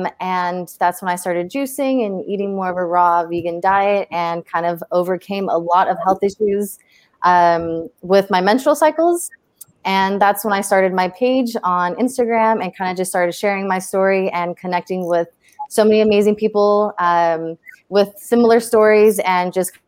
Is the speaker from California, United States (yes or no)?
yes; Los Angeles, California, United States; also born or lived in Romania; I'm 25 years old. I'm here in Los Angeles. I'm originally from Romania, but I've lived here since I was six.